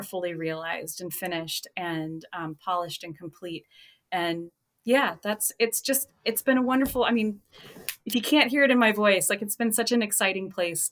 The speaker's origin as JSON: {"language": "English", "town": "Houston", "region": "Texas", "country": "United States", "tie": "born or raised there", "moved": "yes", "lives_now": "Charlotte, Vermont, United States", "said": "I grew up in Houston. And so this was from when I went to the Kincaid School in Houston, Texas"}